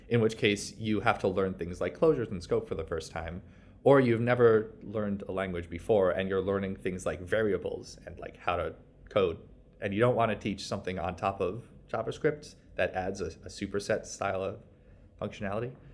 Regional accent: New York, United States; I'm from New York

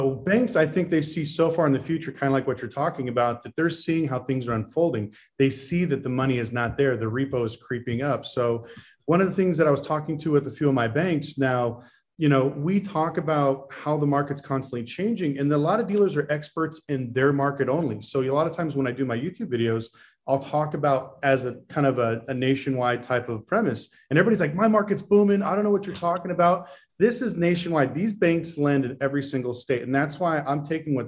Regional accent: Las Vegas, Nevada, United States; Born and raised in Las Vegas

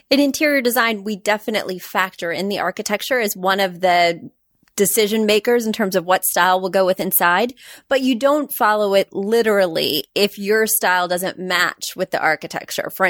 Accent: Midwest, United States; I grew up in the Midwest, and we get everything a little later out there.

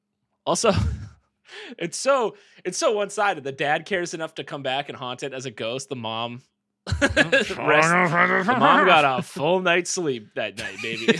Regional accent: New England, United States; We're from New England.

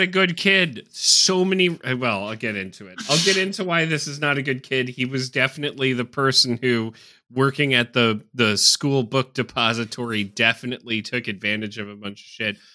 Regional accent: United States; as an American

